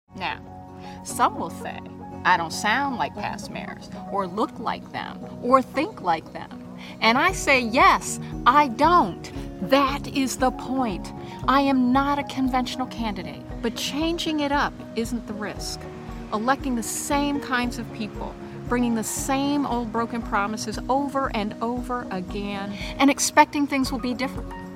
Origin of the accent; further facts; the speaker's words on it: New York City, New York, United States; also born or lived in Syracuse, New York; I was born in Syracuse, New York, and then we lived on the Lower East Side in a Mitchell Lama apartment